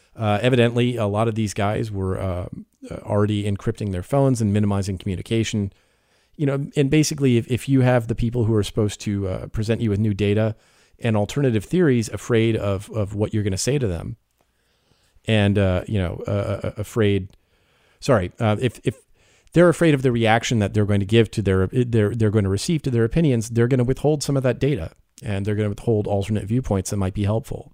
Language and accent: English; United States; I am the American journalist